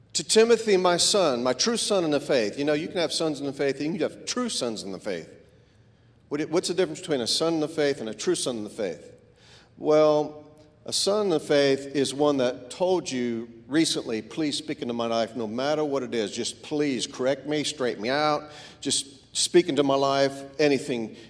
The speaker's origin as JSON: {"language": "English", "region": "Florida", "country": "United States", "tie": "born or raised there", "said": "I grew up in Florida, which was a melting pot for all races"}